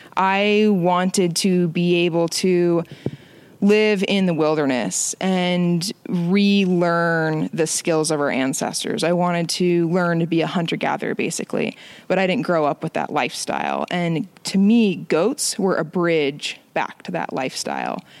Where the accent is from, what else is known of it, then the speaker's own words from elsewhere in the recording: Phoenix, Arizona, United States; now in Montana, United States; I grew up in Phoenix, Arizona